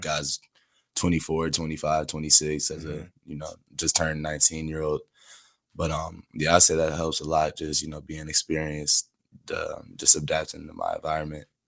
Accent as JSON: {"language": "English", "town": "Chicago", "region": "Illinois", "country": "United States", "tie": "born or raised there", "also_born_or_lived": "Seattle, Washington / Dallas, Texas", "said": "from about seven years old till now, um, we've been here in Chicago"}